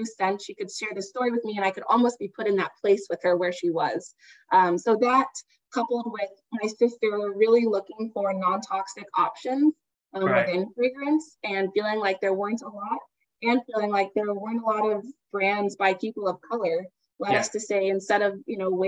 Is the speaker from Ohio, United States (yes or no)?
yes; Dayton, Ohio, United States; moved away as an adult; also born or lived in Miami, Florida; I am originally from Dayton, Ohio, a little town in the US in the Midwest